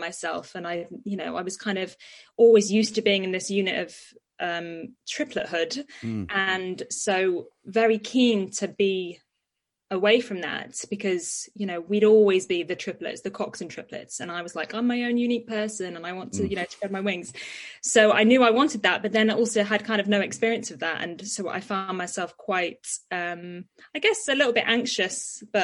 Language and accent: English; Nottinghamshire, East Midlands, United Kingdom; moved away as an adult; now in London, United Kingdom; I grew up in Nottinghamshire